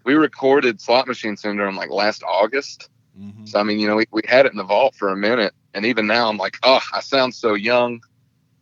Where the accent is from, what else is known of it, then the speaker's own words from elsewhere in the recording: Dallas, Georgia, United States; moved away; I'm from Dallas, Georgia